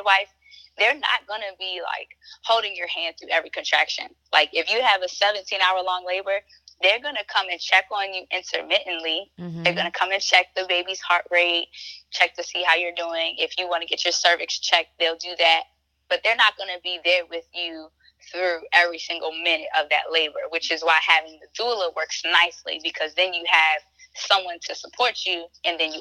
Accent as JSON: {"language": "English", "town": "Baltimore", "region": "Maryland", "country": "United States", "said": "I'm a Black woman and I'm from Baltimore"}